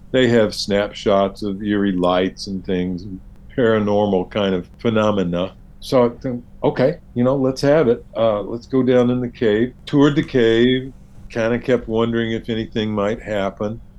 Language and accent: English; the South, United States; being a Southerner, you may